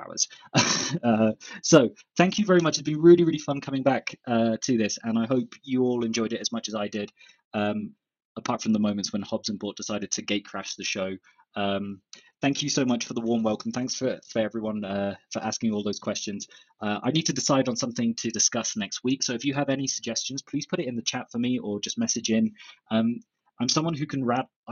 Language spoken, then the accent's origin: English; Southampton, South East England, United Kingdom; moved away as an adult; also born or lived in Sheffield / Germany / Brazil; now in Mexico; Southampton, where my hometown is